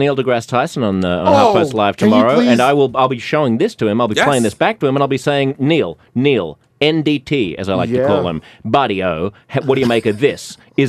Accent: Sydney, New South Wales, Australia; now in United States; I'm from Sydney.

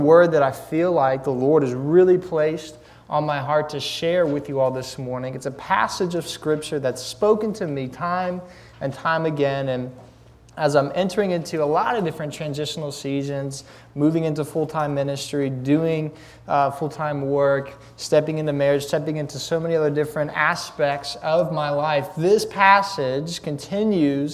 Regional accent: Lynchburg, Virginia, United States; I'm from Lynchburg, Virginia

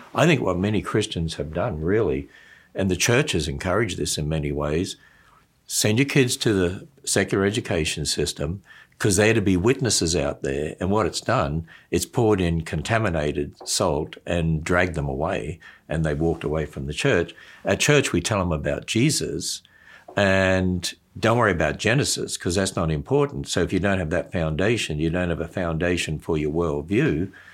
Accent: Australia; when I was brought up in Australia, um, we were transferred, because my father's a teacher, to different country towns

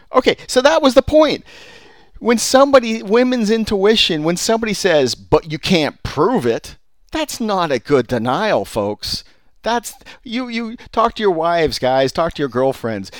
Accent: California, United States; I'm from California

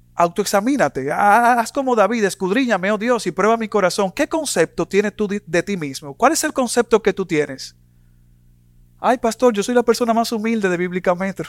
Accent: Dominican Republic; En mi país, República Dominicana

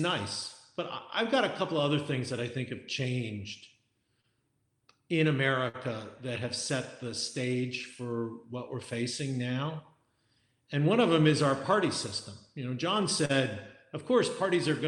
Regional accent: United States; I'm an American

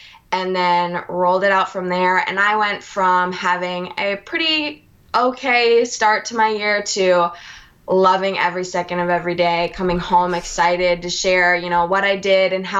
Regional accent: Minnesota, United States; moved away as an adult; now in Alabama, United States; I'm originally from Minnesota.

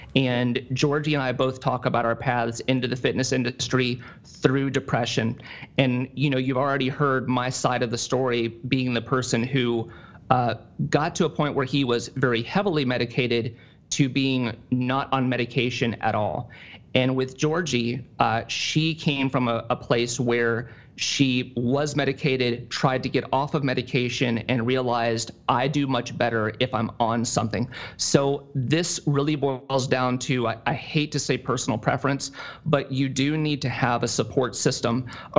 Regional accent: Tennessee, United States; now in Ohio, United States; my hometown, in Tennessee

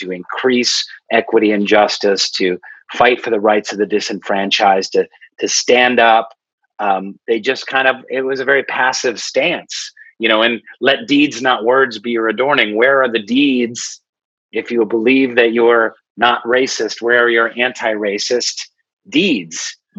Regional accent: Seattle, Washington, United States; When I was growing up Baha'i, I think a lot of like the white Baha'i community that I grew up with in Seattle

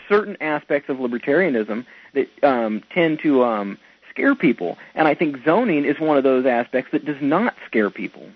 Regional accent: Indiana, United States; born or raised there

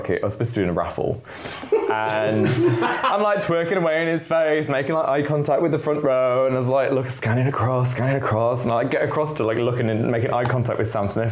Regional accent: Leeds, Yorkshire and the Humber, United Kingdom; moved away as an adult; now in London, United Kingdom; I'm from Leeds, and I grew up in the hood of All Woodley

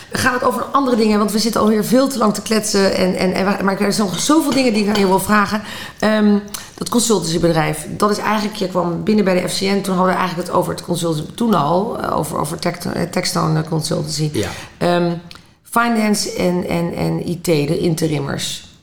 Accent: Netherlands

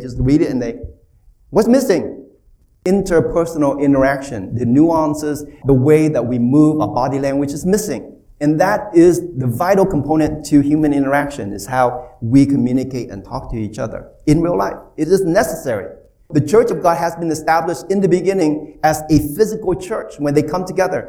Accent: Bay Area, California, United States; I'm from California. Bay Area

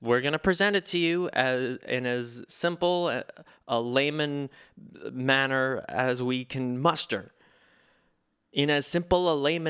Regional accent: United States; I will continue to read things that I do not understand because I'm an American and I get to.

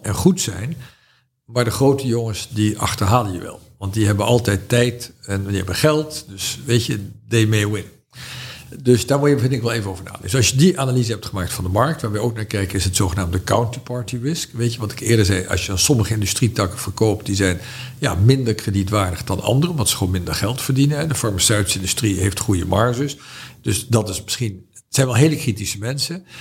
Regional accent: Netherlands; ik was een Hollander

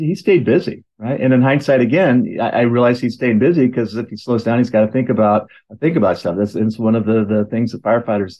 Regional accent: Oregon City, Oregon, United States; I was born in Oregon City, Oregon, in a hospital that's no longer exists

